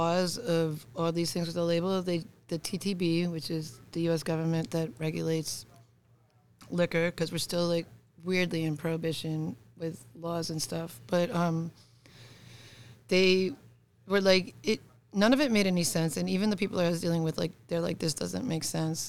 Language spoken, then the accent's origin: English; Buffalo, New York, United States; I'm from New York.